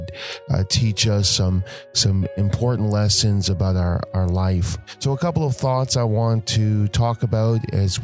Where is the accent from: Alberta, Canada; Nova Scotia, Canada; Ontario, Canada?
Nova Scotia, Canada; grew up in Nova Scotia in a small country church